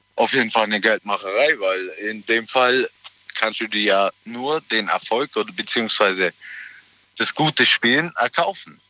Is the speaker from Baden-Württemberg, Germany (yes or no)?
yes; Ulm, Baden-Württemberg, Germany; Ich bin aus der Nähe, Ulm.